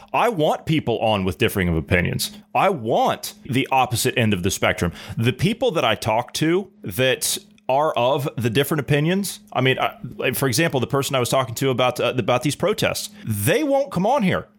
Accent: United States; I'm an American.

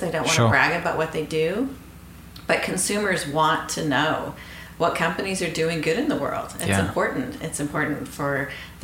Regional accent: Boulder, Colorado, United States; moved away as an adult; now in Guthrie, United States; I'm a Boulder girl, Boulder raised

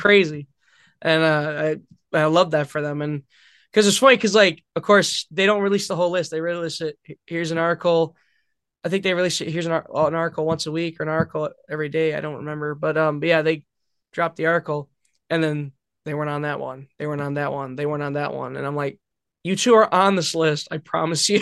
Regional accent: Belvidere, Illinois, United States; I'm from Belvedere

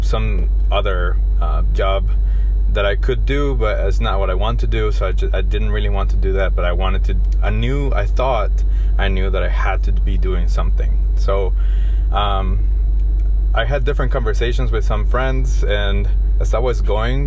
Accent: Guatemala City, Guatemala Department, Guatemala; also born or lived in United States; I'm originally from Guatemala City.

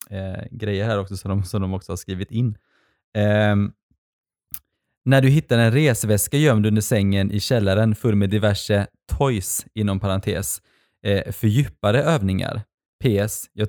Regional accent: Sweden; alltså under hela min uppväxt i Sverige så har ju någonstans de varit i makten.

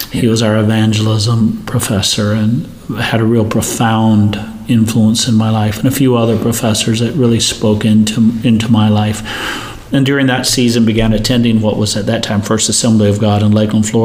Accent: India; I grew up in India, as you know, uh, missionary parents.

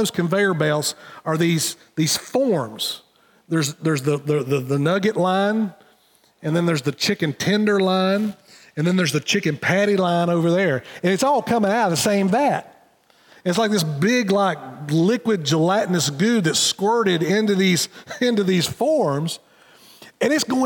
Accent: Wilkesboro, North Carolina, United States; in my hometown, we have Tyson Foods, which is right downtown. So if you're driving through Wilkesboro

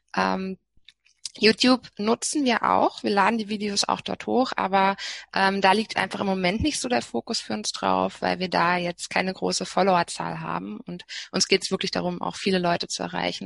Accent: Berlin, Germany; als Berlinerin

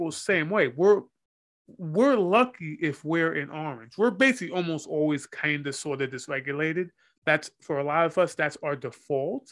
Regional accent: United States; I'm American

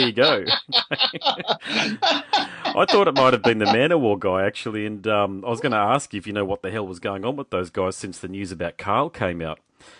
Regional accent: Australia; also born or lived in Gold Coast, Queensland

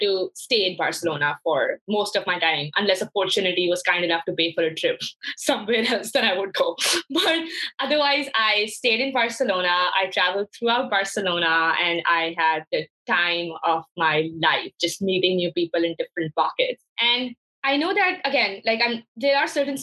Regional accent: Lahore, Punjab, Pakistan; moved away as an adult; also born or lived in Hartford, Connecticut; I was born and raised in Lahore, Pakistan

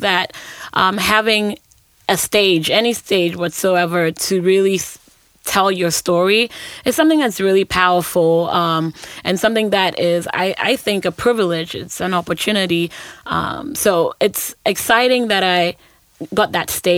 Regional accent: Accra, Greater Accra, Ghana; moved away; also born or lived in Ashanti Region, Ghana; I'm from Ghana

